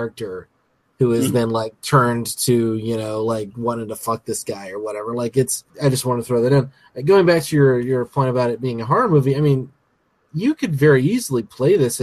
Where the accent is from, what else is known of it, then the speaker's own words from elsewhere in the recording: United States; the American on the podcast